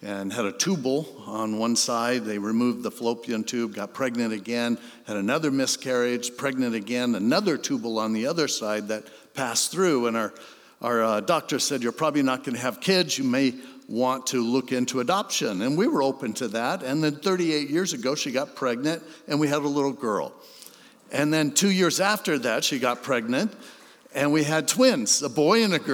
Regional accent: Hermosa Beach, California, United States; also born or lived in San Diego; I grew up in Hermosa Beach.

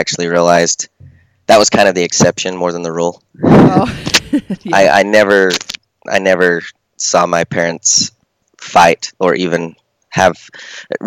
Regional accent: Colorado City, Arizona, United States; moved away as an adult; also born or lived in Hildale, Utah; now in Long Beach, United States; Right now, I'm in Long Beach, but I grew up in Colorado City, Hillel, Utah, Colorado City, Arizona.

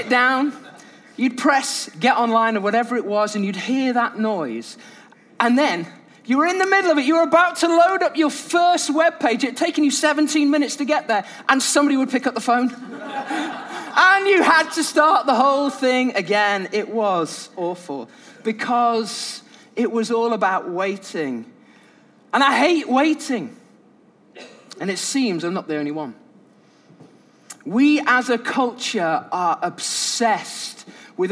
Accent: United Kingdom; I'm British

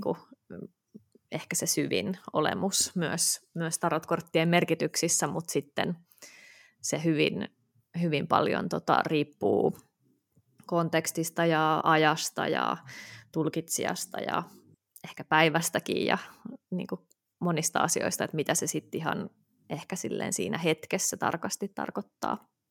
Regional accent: Helsinki, Uusimaa, Finland; born or raised there

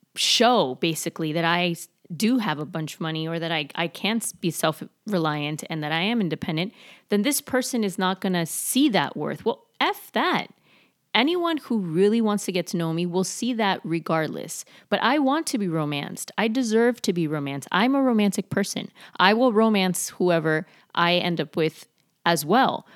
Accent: Miami, Florida, United States; I was super, super skinny growing up in Miami

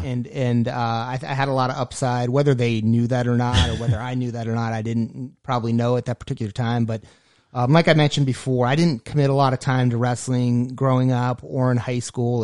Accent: Erie, Pennsylvania, United States; moved away; I was born and raised in Erie, Pennsylvania

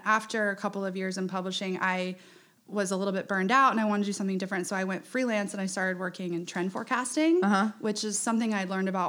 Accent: Charleston, South Carolina, United States; also born or lived in Shanghai, China; I grew up in Charleston. I'm 34 years old. I live downtown.

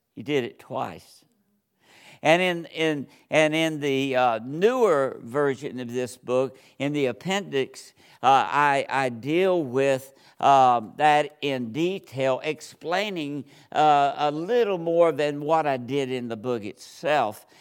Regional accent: Georgia, United States; moved away; I'm from Georgia, and, uh, I was, was born and raised there

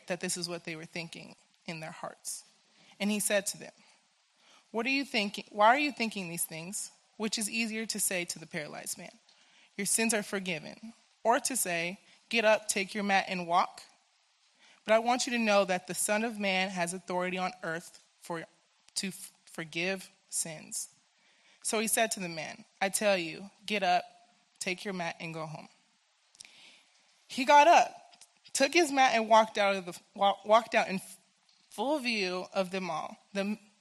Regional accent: United States; I am from Washington

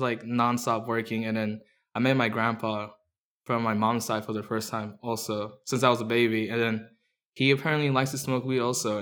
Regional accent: Orange County, California, United States; also born or lived in Mexico City, Mexico; we moved around from Anaheim to, like, Or, to Fullerton, to to, like, Riverside

